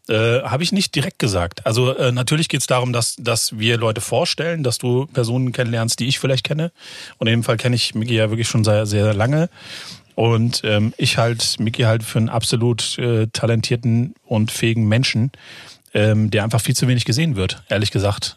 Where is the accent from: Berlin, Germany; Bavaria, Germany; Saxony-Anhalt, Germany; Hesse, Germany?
Hesse, Germany; Frankfurt am Main; ich bin ja geborener Frankfurter